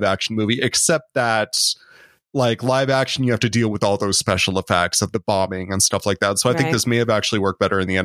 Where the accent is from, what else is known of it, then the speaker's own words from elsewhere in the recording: United States; as an American